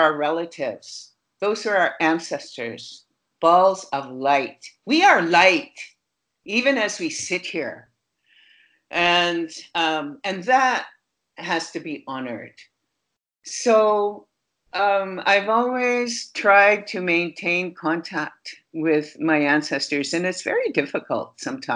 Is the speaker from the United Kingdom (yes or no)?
no; Fort McMurray, Alberta, Canada; moved away; I was born in Fort McMurray